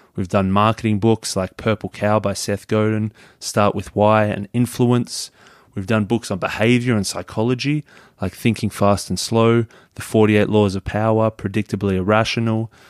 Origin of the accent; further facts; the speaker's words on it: Melbourne, Victoria, Australia; I'm from Melbourne in Australia